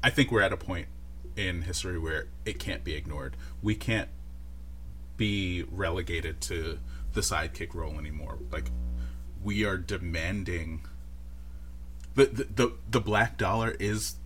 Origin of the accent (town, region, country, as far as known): New York City, New York, United States